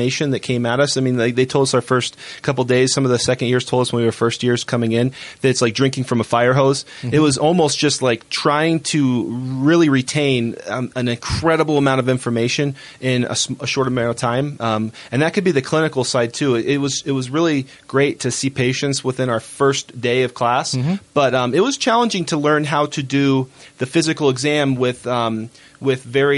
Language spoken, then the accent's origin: English; Florida, United States; moved away as an adult; now in Utah, United States; being from Florida.